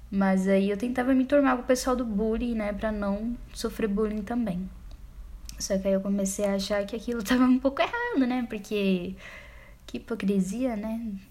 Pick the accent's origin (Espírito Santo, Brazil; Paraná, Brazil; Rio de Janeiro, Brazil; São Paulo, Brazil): São Paulo, Brazil; born there; Como eu disse, nasci em São Paulo, nasci no bairro Grajaú, extremo da Zona Sul.